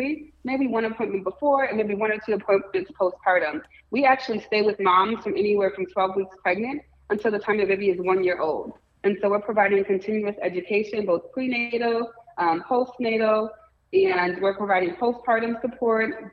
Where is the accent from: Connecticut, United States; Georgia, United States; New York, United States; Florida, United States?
Connecticut, United States; Bridgeport; moved away as an adult; now in Cleveland, United States; I'm actually from Bridgeport, Connecticut. I moved to Cleveland about 10 years ago